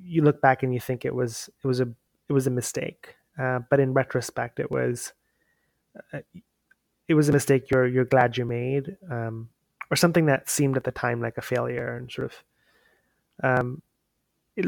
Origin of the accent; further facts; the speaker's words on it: India; moved away; from my time growing up in India.